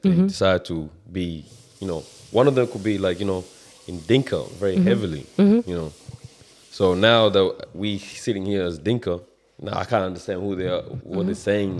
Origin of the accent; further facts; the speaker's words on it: Sudan; English is a second language; also born or lived in South Sudan / Kenya; now in Australia; I'm South Sudanese, bro, by blood, by birth, by everything. Even though, like, you know, I grew up in North Sudan, yeah? We speak Arabic. And then from there, I went down to Kenya. Speak Swahili.